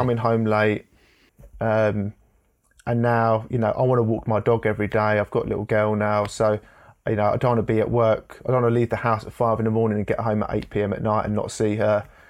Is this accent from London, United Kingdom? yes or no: yes; Enfield, London, United Kingdom; I was born in Enfield in North London